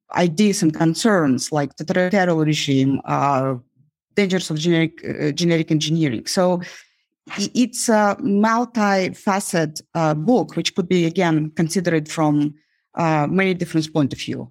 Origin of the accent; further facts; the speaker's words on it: Uzbekistan; now in United States; growing up in Uzbekistan